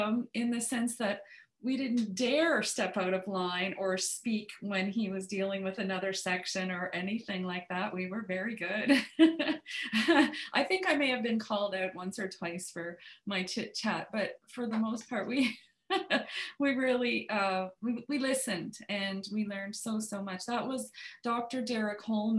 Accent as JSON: {"language": "English", "area": "Toronto, Niagara", "region": "Ontario", "country": "Canada", "tie": "born or raised there", "said": "Claire Snolton Hoffler was my teacher in Toronto, lovely lady. And but then we moved because of my mom's job in the symphony in Niagara. We moved from Toronto down to Niagara"}